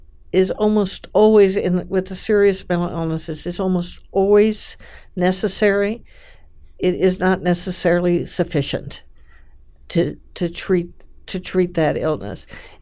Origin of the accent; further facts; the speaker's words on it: California, United States; I grew up in California, in a very faith-based family.